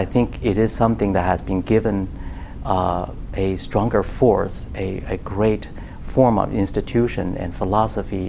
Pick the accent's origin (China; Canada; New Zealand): China; moved away as an adult; also born or lived in Austin, Texas; now in United States; when I grew up in China